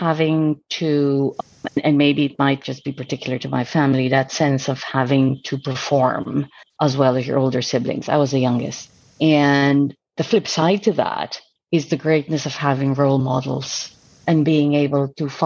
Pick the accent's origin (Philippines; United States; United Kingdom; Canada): Philippines; I was born in the Philippines, up in the mountains, actually